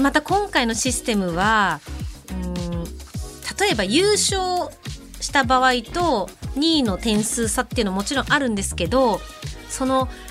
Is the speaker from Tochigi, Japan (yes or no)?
yes; Kanuma, Tochigi, Japan; 地元の栃木県鹿沼市で